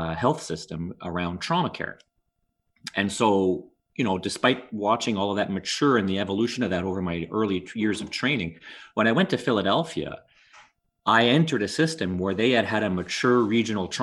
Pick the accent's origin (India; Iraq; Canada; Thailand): Canada; Montreal, Quebec; also born or lived in Ottawa; I grew up my whole life in Montreal. I was I'm born in Ottawa, but really my family moved to Montreal when I was around 1 year old